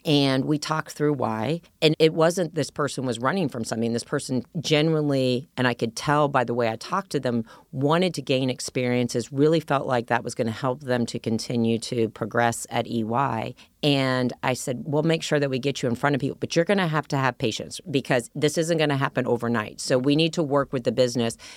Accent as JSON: {"language": "English", "region": "Ohio", "country": "United States", "moved": "as an adult", "said": "I was from Ohio, I, a small town girl"}